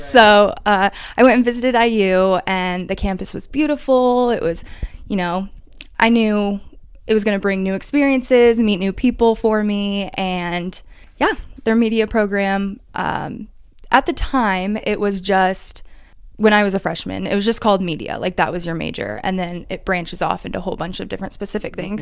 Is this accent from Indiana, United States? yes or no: yes; Warsaw, Indiana, United States; moved away as an adult; now in Indianapolis, United States; I grew up in Warsaw